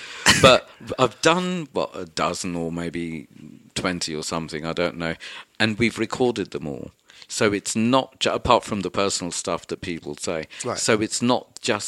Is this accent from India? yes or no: no; London, United Kingdom; so I'm a Welsh, Goan, Catholic, whatever it is, Londoner.